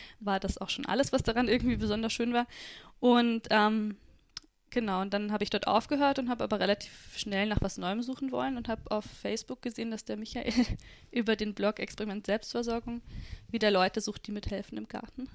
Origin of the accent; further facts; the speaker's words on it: Freising, Bavaria, Germany; also born or lived in Südburgenland; now in Austria; Ich bin in Freising aufgewachsen